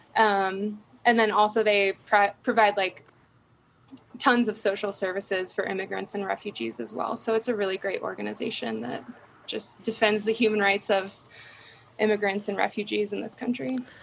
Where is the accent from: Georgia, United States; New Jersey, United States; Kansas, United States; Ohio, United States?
Kansas, United States; Derby; also born or lived in Topeka, Kansas / El Dorado, Kansas; moved to Derby, Kansas for most of my childhood and high school and everything